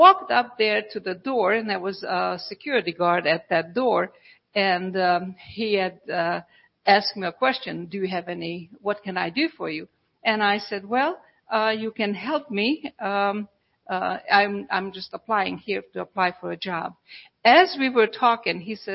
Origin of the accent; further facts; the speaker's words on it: Budapest, Hungary; moved away; I'm from Europe. And so in Budapest, Hungary, we had a lot of the telephone booths